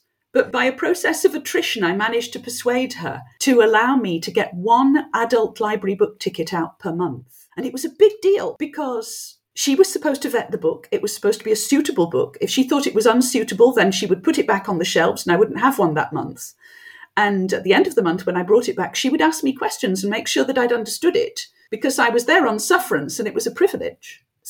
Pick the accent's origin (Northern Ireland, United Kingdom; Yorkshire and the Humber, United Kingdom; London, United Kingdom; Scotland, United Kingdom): Yorkshire and the Humber, United Kingdom; first language French; English is a second language; Well, actually, French was my first language. My mother didn't speak any English at all